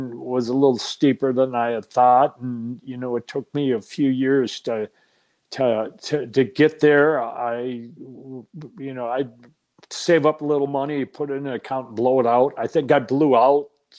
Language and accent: English; Minnesota, United States; moved away as an adult; also born or lived in Chicago; Minnesota, born and raised in Minnesota, lived in Minnesota